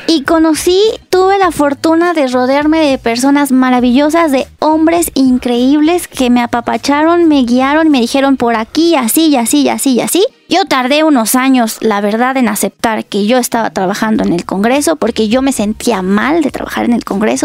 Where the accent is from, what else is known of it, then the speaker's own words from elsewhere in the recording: Puebla, Mexico; now in Mexico City, Mexico; yo soy de Puebla. Entonces imagínate, cuando creces en una cajita chiquita y cerrada